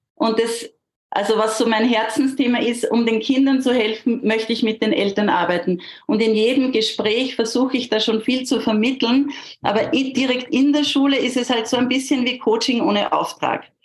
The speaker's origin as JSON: {"language": "German", "area": "near Gmunden", "region": "Upper Austria", "country": "Austria", "said": "ich bin aus Österreich, aus in der Nähe von Gmunden."}